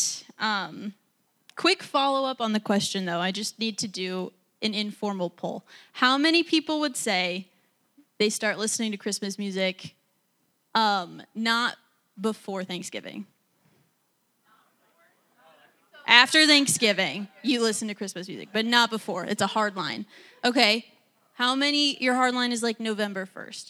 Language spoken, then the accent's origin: English; Montana, United States; moved away as an adult; now in Washington, D.C., United States; I grew up in Montana